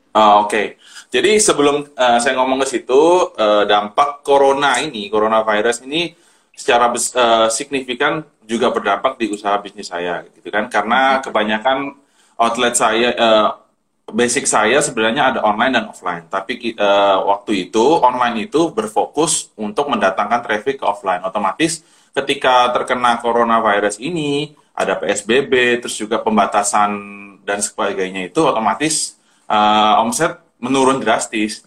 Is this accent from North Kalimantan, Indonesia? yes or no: yes; Tarakan, North Kalimantan, Indonesia; now in Surabaya, Indonesia; saya sebenarnya asli Kalimantan Utara, dari kota Tarakan